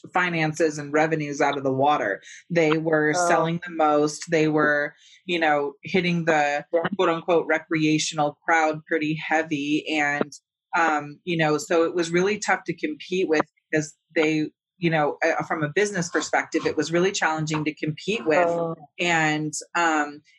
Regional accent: California, United States; moved away; we're from California

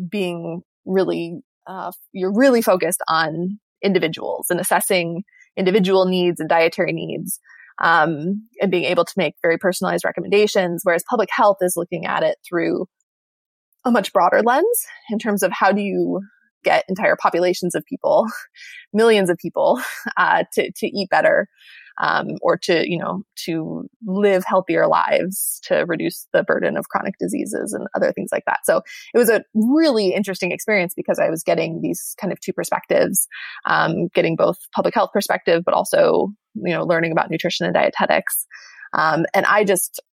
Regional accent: Michigan, United States; I'm from Michigan

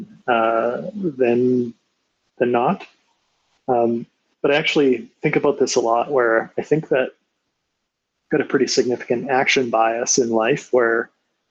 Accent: Grande Prairie, Alberta, Canada; Born and raised in Grand Prairie, Alberta.

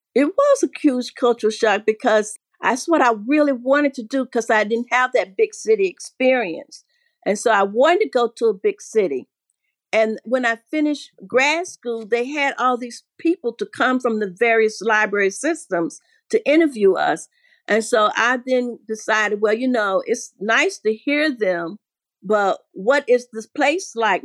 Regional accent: Asheville, North Carolina, United States; moved away as an adult; also born or lived in Kentucky / Philadelphia / New York; I grew up here in Asheville

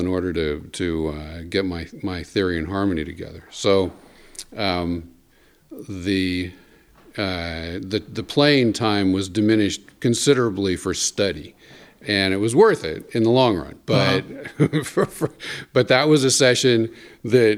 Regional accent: Berkeley, California, United States; I'm originally from Berkeley, California

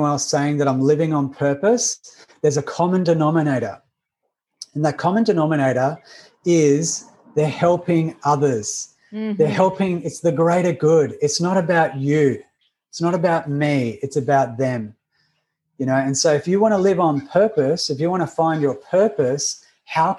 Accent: Australia; accent: Australian; I'm Australian. You can hear the accent.

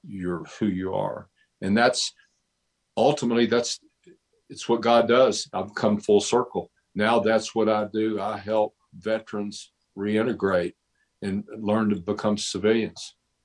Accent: Nashville, Tennessee, United States; also born or lived in Mount Juliet, Tennessee; I'm from Nashville. I grew up in downtown Nashville. I'm a city kid. I grew up in the city. And I'm a Nashville native

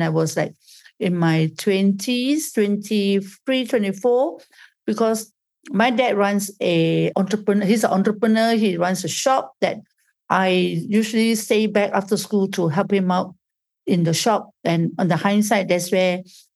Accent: Malaysia; I was born in Malaysia

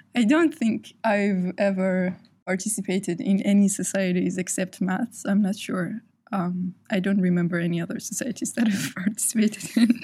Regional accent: Iran; now in United Kingdom; I'm from Iran.

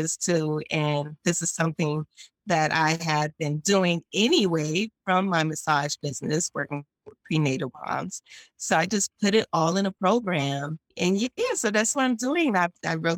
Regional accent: New York, United States; I'm from New York

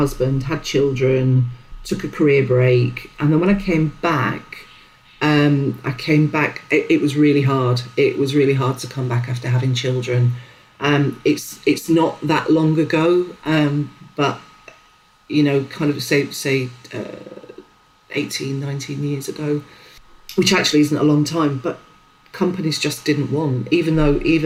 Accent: Sheffield, Yorkshire and the Humber, United Kingdom; also born or lived in Leeds; growing up in Sheffield in the sort of, well, it was the 80s.

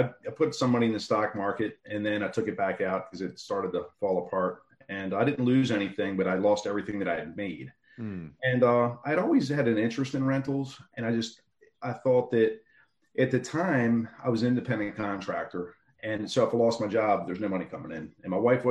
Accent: Baltimore, Maryland, United States; Hamden, which is where I grew up at in Baltimore City

